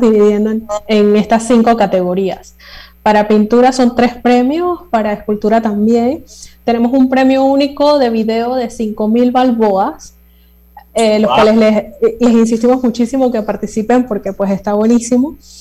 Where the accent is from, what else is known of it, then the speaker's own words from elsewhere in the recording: Panama; nuestra identidad como panameños en estos 200 años, las cosas que nos hacen ser panameños